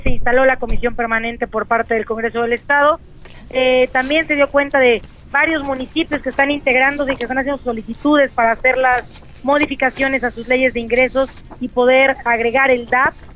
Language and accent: Spanish; Puebla, Mexico